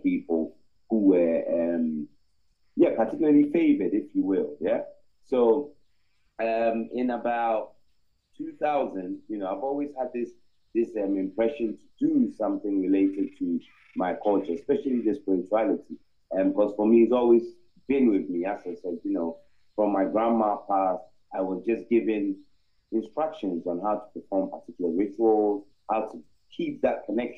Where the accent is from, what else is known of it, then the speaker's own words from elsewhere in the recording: Ghana; I'm originally from Ghana. I'm an Akan, and both my parents are